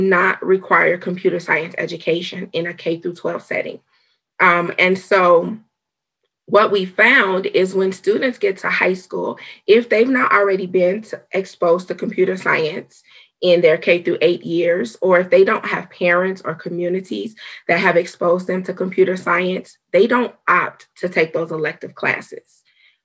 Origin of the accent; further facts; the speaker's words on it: Chicago, Illinois, United States; moved away; I'm from Chicago, Illinois originally